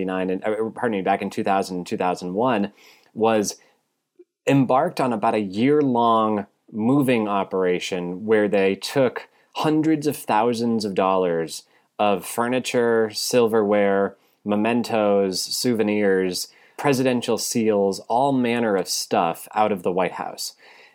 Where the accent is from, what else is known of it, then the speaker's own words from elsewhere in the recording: United States; I, as an American